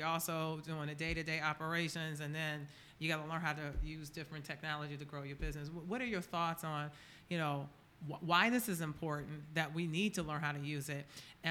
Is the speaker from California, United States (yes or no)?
no; Baltimore, Maryland, United States; Okay, well, I'm from Baltimore, so.